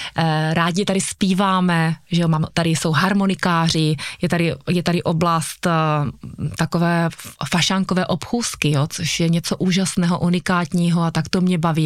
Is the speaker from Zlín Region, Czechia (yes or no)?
yes; Bystřice pod Lopeníkem, Zlín Region, Czechia; also born or lived in Uherské Hradiště; já jsem se narodila v Bystřici pod Lopeníkem, zde jsem žila vlastně celé mládí